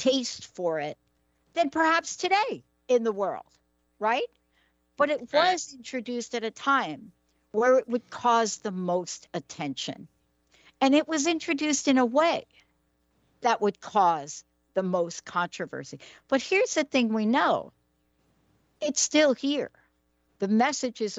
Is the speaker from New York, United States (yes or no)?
yes; New York City, New York, United States; I come from the Bronx